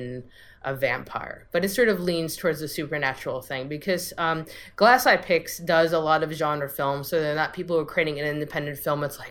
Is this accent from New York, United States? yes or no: yes; New York City, New York, United States; we're all from the New York City area